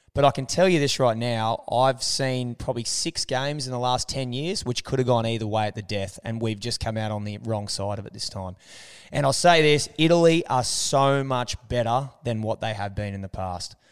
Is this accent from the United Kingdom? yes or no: no; Australia; As an Australian